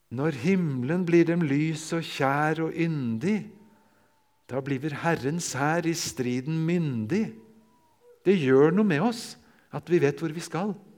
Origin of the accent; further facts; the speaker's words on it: near Larvik, Vestfold, Norway; jeg får si hjemme i Vestfold, ved Larvik